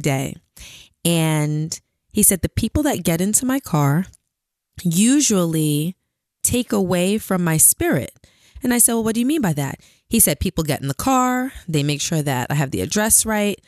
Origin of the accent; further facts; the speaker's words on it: New York City, New York, United States; also born or lived in Queens / Long Island; I'm originally from Brooklyn.